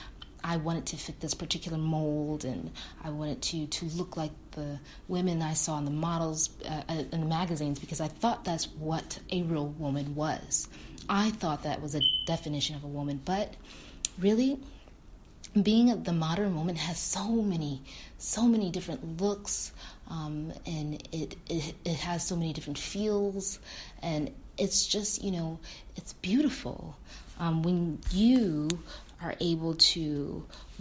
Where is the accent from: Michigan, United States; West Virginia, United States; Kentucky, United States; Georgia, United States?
Michigan, United States; I am from the beautiful state of Michigan